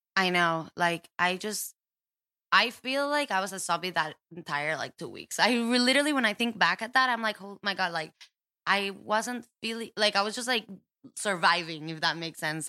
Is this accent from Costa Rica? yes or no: yes; Costa Rica; moved away; I was born and raised in Costa Rica